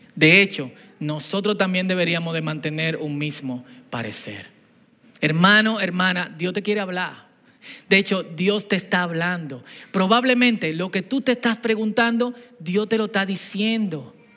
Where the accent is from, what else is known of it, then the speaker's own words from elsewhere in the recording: Dominican Republic; Antes de dominicanos somos cristianos